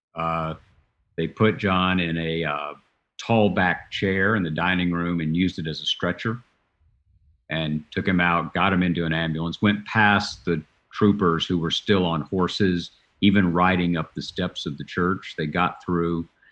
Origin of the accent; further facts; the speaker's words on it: Chattanooga, Tennessee, United States; I was working for the Chattanooga Times, my hometown newspaper